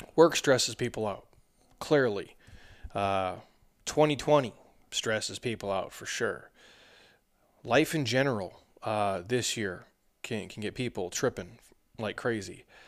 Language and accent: English; Minnesota, United States; moved away; I'm from the middle, I'm from Minnesota originally.